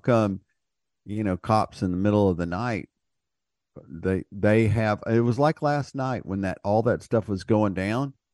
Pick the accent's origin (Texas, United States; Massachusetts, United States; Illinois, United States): Texas, United States; being a Texan